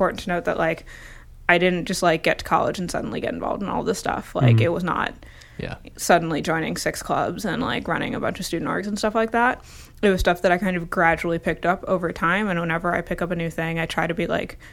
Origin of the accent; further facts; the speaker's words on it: New Jersey, United States; now in Boston, United States; I grew up in North Jersey